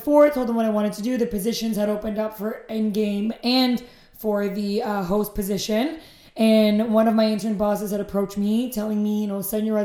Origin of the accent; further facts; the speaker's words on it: Aurora, Ontario, Canada; I'm from Aurora, come from a very, very, very Greek family